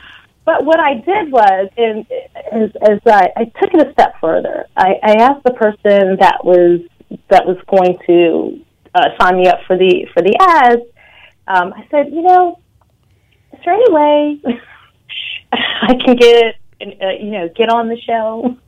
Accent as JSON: {"language": "English", "region": "Washington metropolitan area", "country": "United States", "lives_now": "New York City, United States", "said": "Although I'm originally from the Washington metropolitan area, I reside in New York City now."}